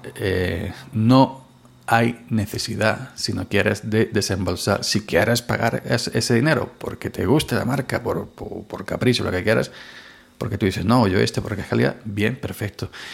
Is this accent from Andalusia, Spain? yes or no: yes; Andalusia, Spain; soy andaluz.